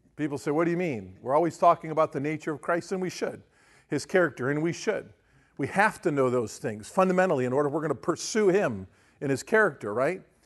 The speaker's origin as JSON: {"language": "English", "country": "United States", "tie": "born or raised there", "said": "we grew up in Amish town"}